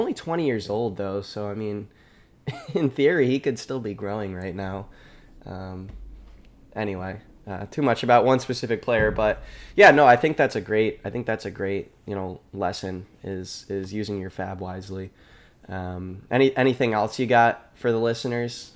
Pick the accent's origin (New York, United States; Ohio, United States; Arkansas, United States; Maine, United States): New York, United States; Rochester; now in Boston, United States; I'm in Boston right now, originally from, from Rochester, New York area.